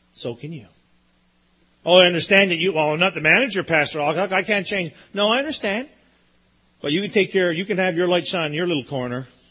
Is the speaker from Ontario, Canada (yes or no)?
no; Newfoundland and Labrador, Canada; I grew up in Newfoundland.